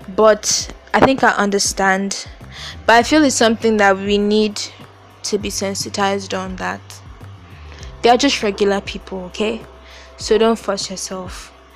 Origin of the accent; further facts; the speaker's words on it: Nigeria; I I live in Nigeria. I am Nigerian. I stay in a country where 90% of the people are black